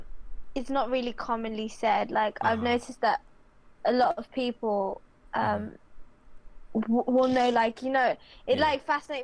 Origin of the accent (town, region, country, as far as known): Birmingham, West Midlands, United Kingdom; born or raised there; accent: English; also born or lived in Philippines